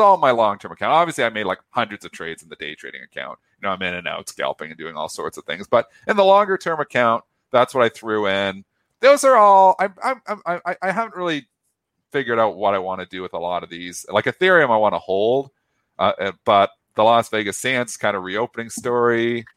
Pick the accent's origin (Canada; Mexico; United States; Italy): Canada; I'm Canadian